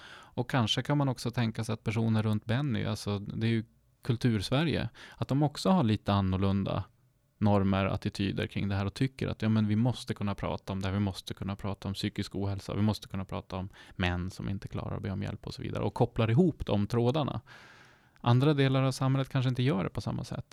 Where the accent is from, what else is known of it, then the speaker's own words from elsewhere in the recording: Sámi, Sápmi, Sweden; jag är ju själv same, men jag är också svensk.